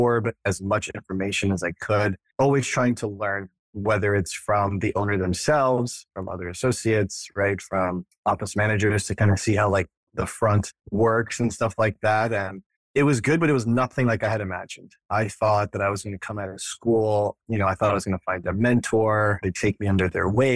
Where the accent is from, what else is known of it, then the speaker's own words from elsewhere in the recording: Florida, United States; moved away as an adult; also born or lived in New York / Connecticut; now in Austin, United States; I grew up in Florida and went to dental school up at NYU